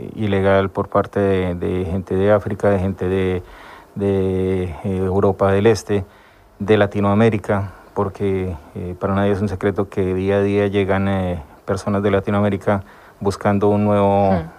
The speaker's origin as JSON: {"language": "Spanish", "region": "Llanos Orientales", "country": "Colombia", "moved": "as an adult", "lives_now": "Spain", "said": "soy un eh, colombiano ya eh, establecido hace un par de años en, España. vengo de una región bastante conflictiva en Colombia, que son los llanos orientales. Viví los últimos 15 años, antes de salir de Colombia, viví allí con mi familia"}